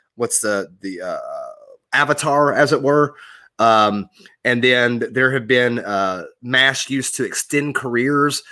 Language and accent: English; Georgia, United States; growing up in Georgia in the Carolina area